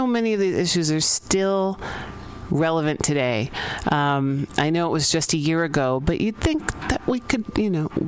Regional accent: San Francisco, California, United States; I grew up here in San Francisco, and not that old. I'm pretty young, actually. I grew up here in the 80s, born in the early 80s.

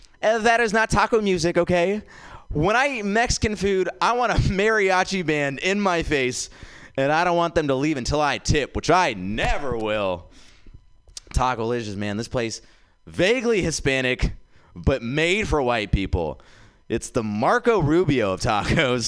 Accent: India; now in San Francisco, United States; I am from India, guys. I was born there

